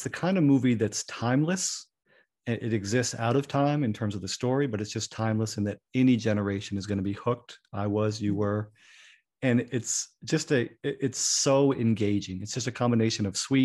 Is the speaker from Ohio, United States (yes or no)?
no; Burlington, Vermont, United States; I grew up in Vermont. So this is Burlington, Vermont